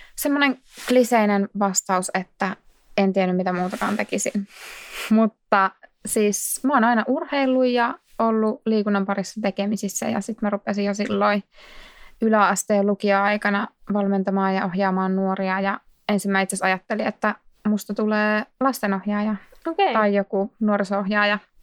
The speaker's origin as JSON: {"language": "Finnish", "town": "Laukaa", "region": "Central Finland", "country": "Finland", "moved": "as an adult", "lives_now": "Vantaa, Finland", "said": "mä oon kotoisin Laukaasta, Keski-Suomesta"}